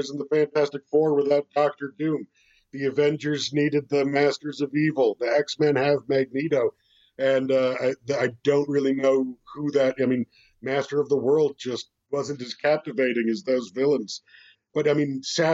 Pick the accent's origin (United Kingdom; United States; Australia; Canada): Canada; As Canadians